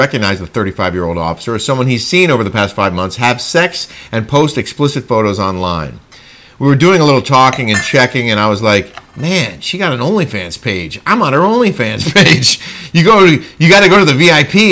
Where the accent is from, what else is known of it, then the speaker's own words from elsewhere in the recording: East Coast, United States; moved away; I grew up on the East Coast.